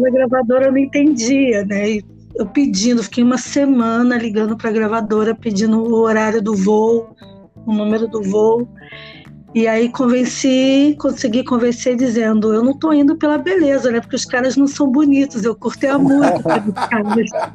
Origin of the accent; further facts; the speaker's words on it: Nova Iguaçu, Rio de Janeiro, Brazil; eu sou de Nova Iguaçu, na Baixada Fluminense